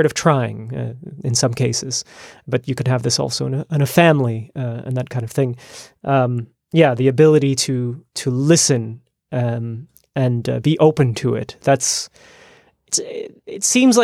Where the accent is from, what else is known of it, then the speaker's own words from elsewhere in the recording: United States; moved away as an adult; now in Netherlands; I grew up in the United States